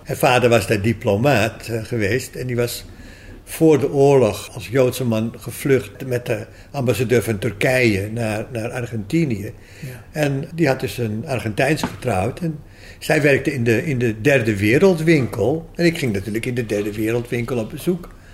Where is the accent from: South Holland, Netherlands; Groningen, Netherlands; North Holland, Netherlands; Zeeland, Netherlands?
North Holland, Netherlands; Amstelveen; also born or lived in Grenoble, France / Canada / Los Angeles, United States / Peru; toen ik eh, vrij jong was, acht jaar, ben ik in Amstelveen verhuisd. Daar ben ik naar lagere school gegaan